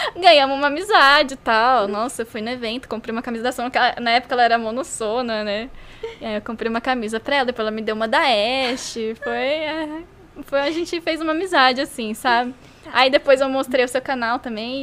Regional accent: Brazil; a gente é brasileiro

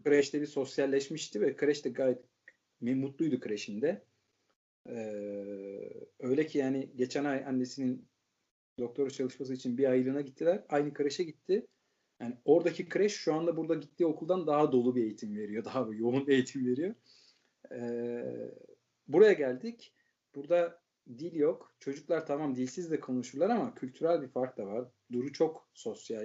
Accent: Turkey; moved away as an adult; now in Netherlands; hepimiz Türkiye'liyiz

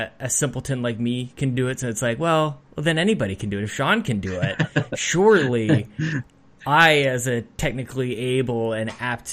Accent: Canada; as a Canadian

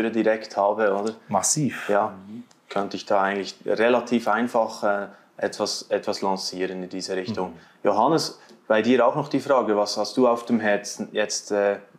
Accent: Switzerland; Also auch gegenüber jetzt mir eben als Schweizer so, ohne irgendwie spezielle Vorkenntnisse oder Vorgeschichte.

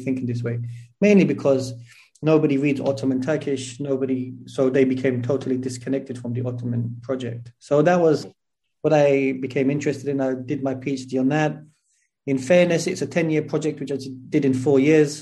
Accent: London, United Kingdom; moved away as an adult; also born or lived in Tooting / Syria; now in Turkey; I was born in South London, Clapham. So I was born and raised in Clapham.

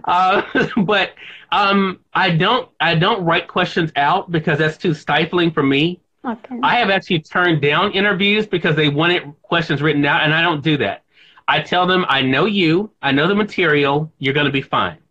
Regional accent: Mississippi, United States; here in my home state of Mississippi

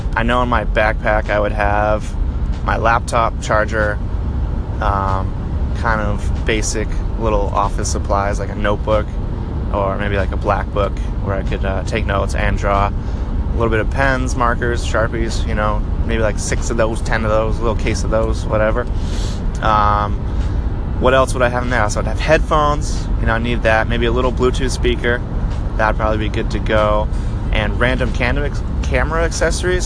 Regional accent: Portland, Maine, United States; I'm from Portland, Maine

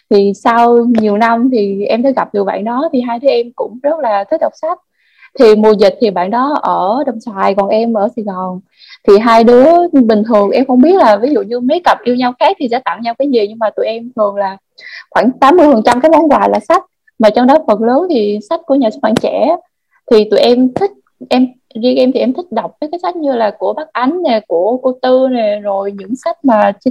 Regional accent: Binh Phuoc, Vietnam; now in Ho Chi Minh City, Vietnam; em hiện tại thì em đang ở Sài Gòn còn quê của em là Bình Phước thì hồi trước là khi mà em ở Bình Phước ấy, thì nhà em ở kiểu như là cũng vùng sâu vùng xa ấy chị

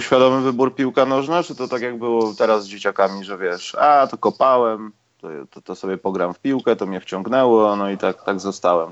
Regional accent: Warsaw, Masovian Voivodeship, Poland; jestem z Bemowa

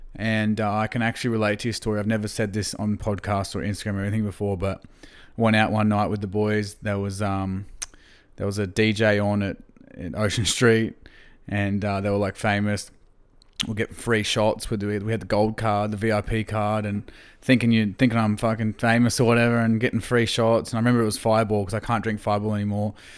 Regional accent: Gympie, Queensland, Australia; I grew up in Gympie, country Queensland

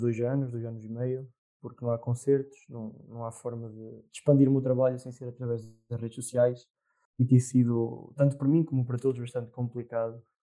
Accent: Murça, Norte, Portugal; sou de Mursa, pertenço ao Distrito da Real

